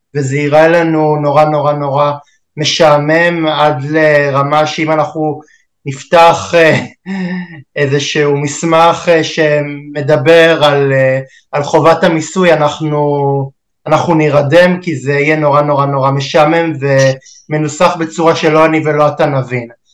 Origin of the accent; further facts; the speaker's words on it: Israel; אנחנו בכלל כישראלים